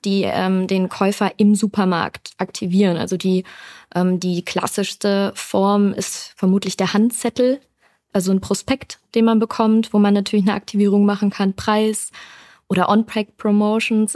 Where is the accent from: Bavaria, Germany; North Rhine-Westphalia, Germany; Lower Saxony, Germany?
North Rhine-Westphalia, Germany; Düsseldorf; ich bin ein Düsseldorfer Kind, ich komme aus NRW